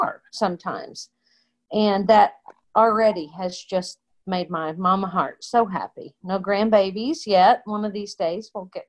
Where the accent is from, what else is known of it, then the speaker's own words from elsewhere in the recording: Texas Panhandle, United States; moved away as an adult; also born or lived in Oklahoma; I am a country Texas panhandle girl. Grew up on a farm, ranch, feedlot